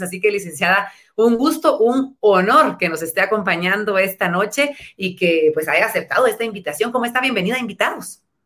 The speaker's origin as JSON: {"language": "Spanish", "country": "Guatemala", "said": "los guatemaltecos en nuestro país"}